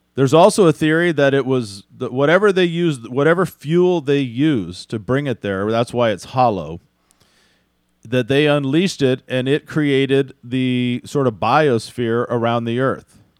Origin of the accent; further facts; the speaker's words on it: Houston, Texas, United States; I grew up in Houston